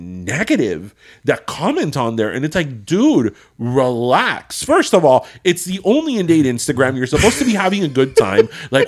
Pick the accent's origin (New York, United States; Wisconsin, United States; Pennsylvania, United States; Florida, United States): Florida, United States; Miami; And I was born and raised in Miami.